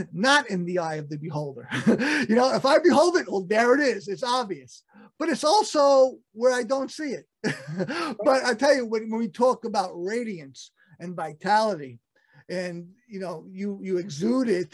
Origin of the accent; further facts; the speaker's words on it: New York City, New York, United States; I'm from Brooklyn